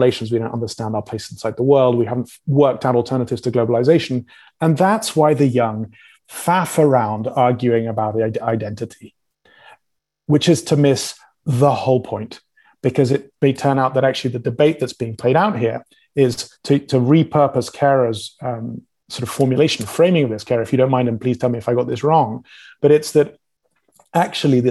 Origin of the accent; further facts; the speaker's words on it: England, United Kingdom; I'm English